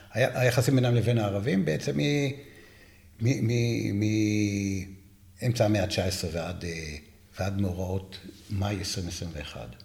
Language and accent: Hebrew; Jerusalem, Jerusalem District, Israel; אני ירושלמי